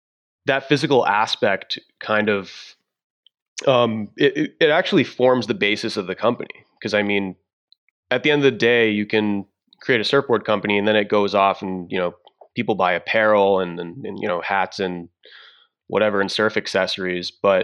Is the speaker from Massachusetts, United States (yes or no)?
yes; Massachusetts, United States; Yeah. So I'm from Southern Massachusetts actually.